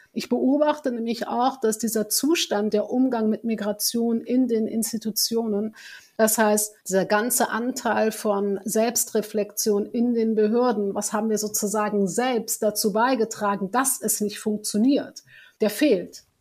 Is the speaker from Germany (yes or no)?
yes; Germany; bin deutsch, ich bin hier geboren, ich bin auch marokkanisch